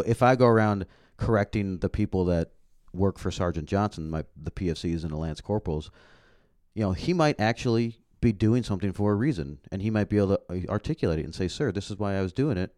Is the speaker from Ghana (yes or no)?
no; Canada; moved away; I grew up in Canada